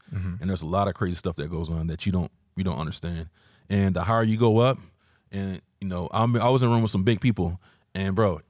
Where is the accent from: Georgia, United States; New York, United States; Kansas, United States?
Georgia, United States; now in San Diego, United States; I'm from Georgia originally.